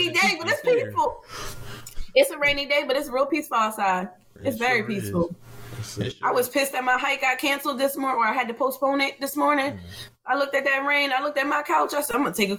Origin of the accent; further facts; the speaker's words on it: New Jersey, United States; From South Jersey.